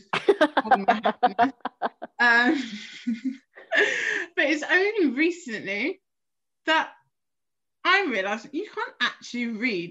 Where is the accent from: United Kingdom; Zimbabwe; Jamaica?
United Kingdom; London; I'm from South East.